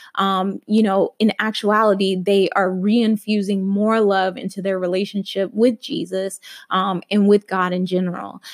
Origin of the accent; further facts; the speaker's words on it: Alabama, United States; I grew up Christian in Alabama